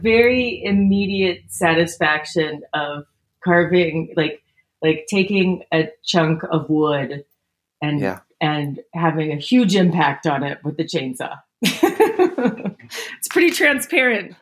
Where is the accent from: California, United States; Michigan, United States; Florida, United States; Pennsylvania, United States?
California, United States; Northern; I grew up in Northern California.